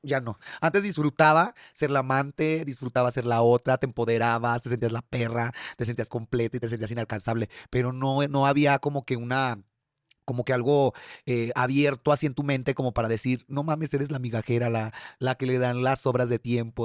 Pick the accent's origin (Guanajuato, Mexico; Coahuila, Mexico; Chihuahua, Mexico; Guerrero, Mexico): Guanajuato, Mexico; León; moved away as an adult; also born or lived in Mexico City; me tuve que regresar nuevamente a la Ciudad de León